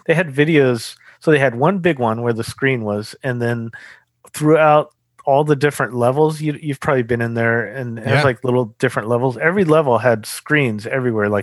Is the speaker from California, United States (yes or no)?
yes; Long Beach, California, United States; Growing up in Southern California